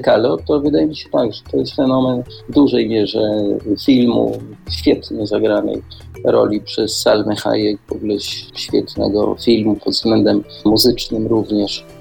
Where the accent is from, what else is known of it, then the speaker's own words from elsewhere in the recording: Poland; moved away as an adult; also born or lived in Mexico; no z Polski jestem